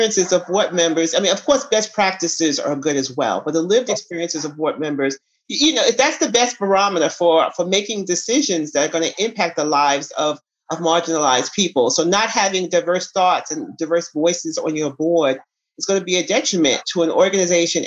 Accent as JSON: {"language": "English", "town": "New York City", "region": "New York", "country": "United States", "moved": "yes", "lives_now": "Atlanta, United States", "said": "I'm a New Yorker, so I knew the city"}